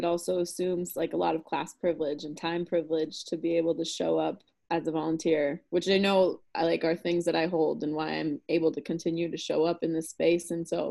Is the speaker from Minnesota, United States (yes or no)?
yes; Minneapolis, Minnesota, United States; moved away as an adult; now in Madison, United States; So I'm originally from the Twin Cities